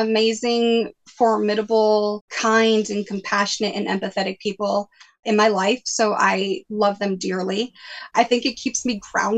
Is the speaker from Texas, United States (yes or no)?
no; New Bedford, Massachusetts, United States; Where I grew up in New Bedford